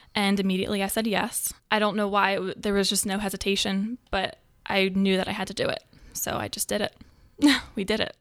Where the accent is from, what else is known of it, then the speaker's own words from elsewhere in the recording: New Jersey, United States; I am from South Jersey